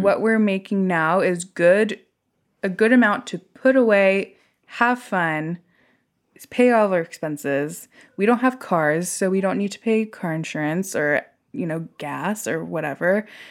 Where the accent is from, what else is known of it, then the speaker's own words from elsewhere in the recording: Silicon Valley, California, United States; I grew up in the Silicon Valley where literally you are trained to live to work